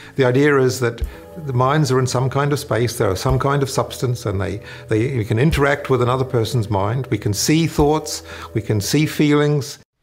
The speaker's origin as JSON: {"language": "English", "country": "New Zealand", "tie": "born or raised there", "moved": "as an adult", "lives_now": "United States", "said": "I'm from, I was born in New Zealand originally, and, and when I was there as a, as a university student"}